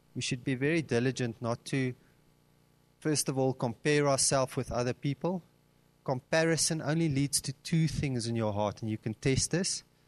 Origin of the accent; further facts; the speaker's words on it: Cape Town, Western Cape, South Africa; now in Gauteng, South Africa; I'm originally from Cape Town, and when I came up to Gauteng